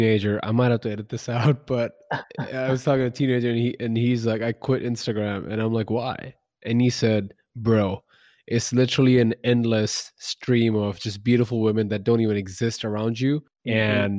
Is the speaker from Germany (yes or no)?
no; India; moved away as an adult; now in Dallas, United States; so I moved from India to over here in Dallas, and I've been in Dallas about 8+ years now, haven't moved outside of there much.